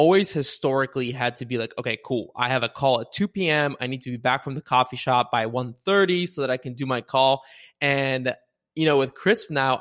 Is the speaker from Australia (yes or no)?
no; Bulgaria; now in United States; somebody who grew up in Bulgaria and immigrated to the US